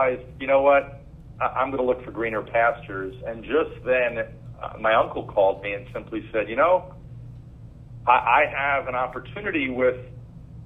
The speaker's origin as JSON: {"language": "English", "region": "New York", "country": "United States", "tie": "born or raised there", "said": "I grew up in New York, so Dad was on Wall Street"}